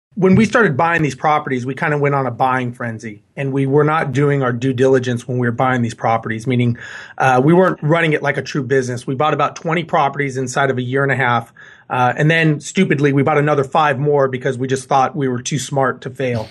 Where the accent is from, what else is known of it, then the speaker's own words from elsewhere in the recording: Los Angeles, California, United States; also born or lived in Guam; now in Houston, United States; born and raised in Los Angeles.